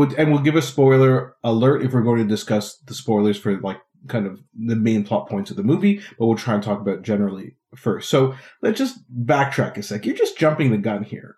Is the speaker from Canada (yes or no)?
yes; Ottawa, Ontario, Canada; in my hometown of Ottawa